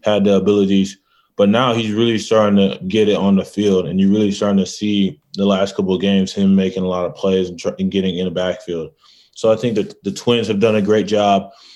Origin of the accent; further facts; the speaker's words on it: Michigan, United States; I'm from Michigan